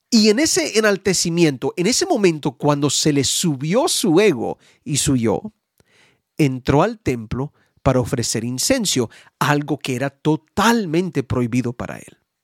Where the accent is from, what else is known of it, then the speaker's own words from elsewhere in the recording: United States; en mi país, Estados